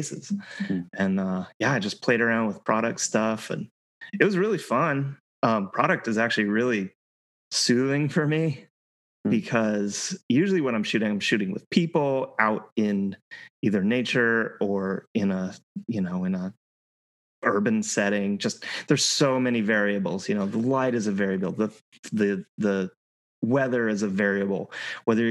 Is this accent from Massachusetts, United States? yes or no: no; Colorado, United States; moved away as an adult; I grew up in Colorado. I lived in Colorado my entire life up until just a couple of years ago